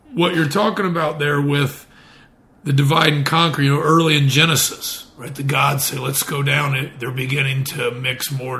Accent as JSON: {"language": "English", "region": "Indiana", "country": "United States", "said": "I'm from Indiana"}